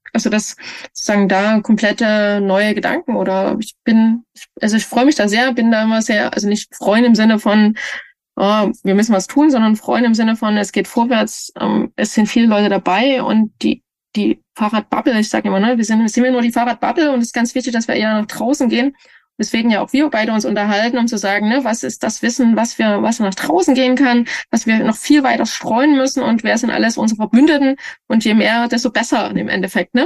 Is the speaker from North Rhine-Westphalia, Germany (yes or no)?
no; Leipzig, Saxony, Germany; now in Kassel, Germany; Leipzig ist für mich schon ein bisschen meine Heimat alles, ne? Die Heimatregion.